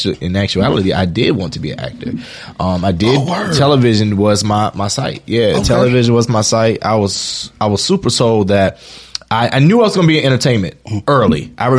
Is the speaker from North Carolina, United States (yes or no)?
yes; Wilmington, North Carolina, United States; I'm from North Carolina. All right. Born and raised.